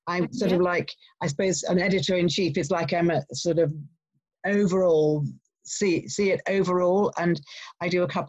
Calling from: Henley-on-Thames, South East England, United Kingdom; I'm calling you from near Henley-on-Thames, which is quite near Windsor Castle, and it's in the middle of the countryside. It's really beautiful.

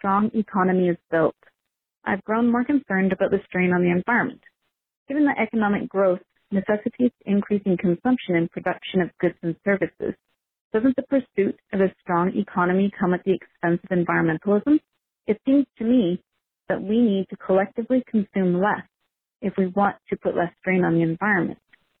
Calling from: Canada; I'm calling from Canada.

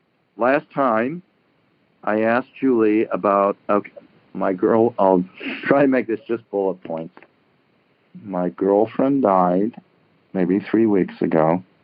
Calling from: Larkspur, California, United States; I'm calling from San Francisco, just north, Marin County.

